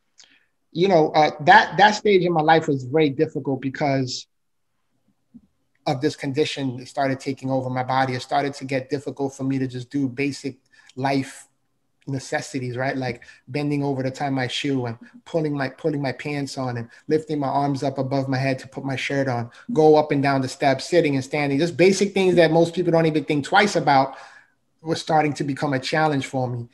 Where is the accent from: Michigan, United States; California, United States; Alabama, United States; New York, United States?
New York, United States; New York City; moved away as an adult; now in Florida, United States; I was born and raised in the Bronx, New York. So I'm a city boy. You know, I currently reside in Florida, but I spent more than half my life in the Bronx, New York